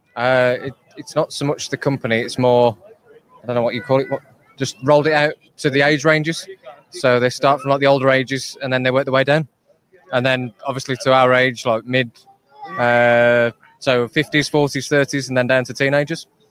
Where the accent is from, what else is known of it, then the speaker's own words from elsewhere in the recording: Birmingham, West Midlands, United Kingdom; I'm from the UK. I'm from Birmingham.